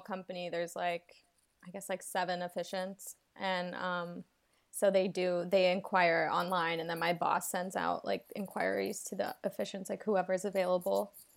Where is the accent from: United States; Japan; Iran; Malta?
United States; Atlanta, Georgia; moved away; I'm from Atlanta